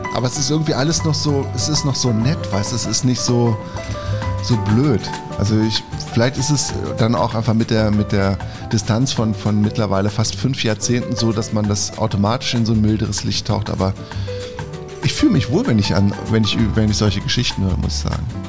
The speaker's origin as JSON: {"language": "German", "region": "Lower Saxony", "country": "Germany", "said": "für mich als Niedersachse"}